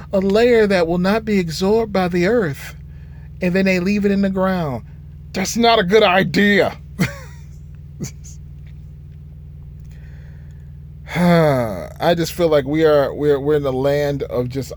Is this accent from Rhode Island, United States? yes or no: no; Michigan, United States; I'm from Michigan